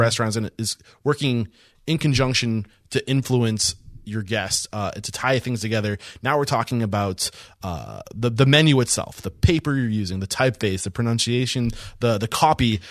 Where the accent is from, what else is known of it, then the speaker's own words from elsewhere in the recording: New Hampshire, United States; now in Texas, United States; I'm from New Hampshire